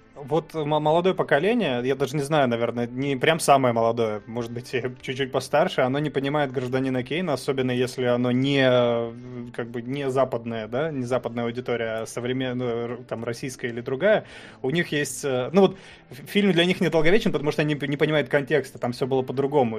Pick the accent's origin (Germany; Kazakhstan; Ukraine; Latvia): Kazakhstan; Pavlodar, Pavlodar Region; now in Russia; Я родился в Казахстане, я не казах